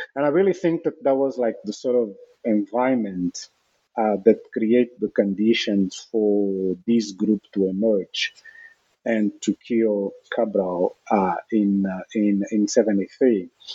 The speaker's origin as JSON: {"language": "English", "town": "Luanda", "region": "Luanda Province", "country": "Angola", "tie": "born or raised there", "said": "I was born in Luanda"}